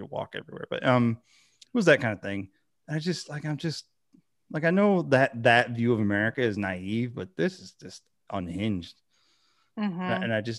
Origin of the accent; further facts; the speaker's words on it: Michigan, United States; And then, you know, I grew up in Michigan where you have a lot of, and it's just all over the country, but you have a lot of, white people who are lower income